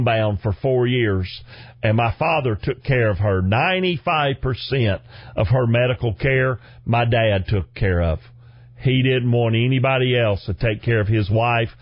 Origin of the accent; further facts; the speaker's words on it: Chickamauga, Georgia, United States; accent: thick; I'm born and raised in Chickamauga, Georgia